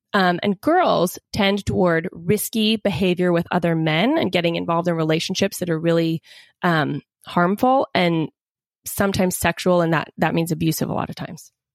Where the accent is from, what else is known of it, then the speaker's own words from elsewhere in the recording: Seattle, Washington, United States; I grew up in the Seattle area